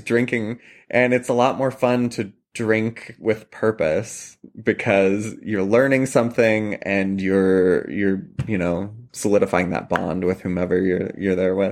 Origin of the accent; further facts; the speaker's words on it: Columbia Valley, Washington, United States; moved away as an adult; also born or lived in New York City; now in Pittsburgh, United States; I mentioned I'm from Washington State originally, and I grew up in the Columbia Valley, which is a big wine region.